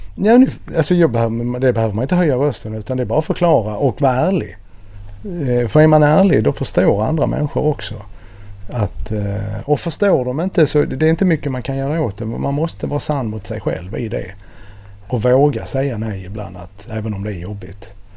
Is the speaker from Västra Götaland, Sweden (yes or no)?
no; Helsingborg, Skåne, Sweden; moved away; also born or lived in Nacka; Jag är ju född och uppvuxen i Helsingborg